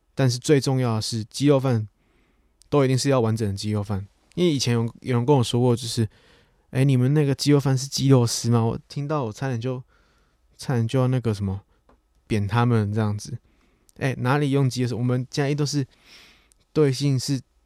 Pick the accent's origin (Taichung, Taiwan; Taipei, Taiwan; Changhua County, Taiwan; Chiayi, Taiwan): Chiayi, Taiwan; also born or lived in Tainan; 我出生在台南，但我成长的城市其实是在嘉义